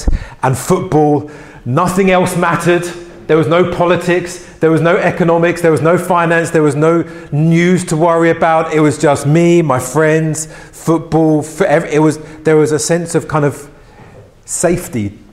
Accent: London, United Kingdom; I grew up in West London in Ealing

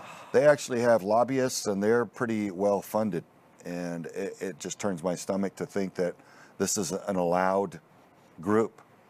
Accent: Houston, Texas, United States; born or raised there

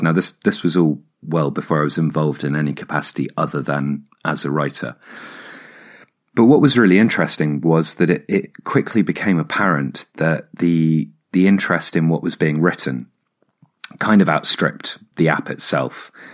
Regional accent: Hampshire, South East England, United Kingdom; moved away; also born or lived in Oxford / London; I grew up in Hampshire and then lived in Oxford for seven years.

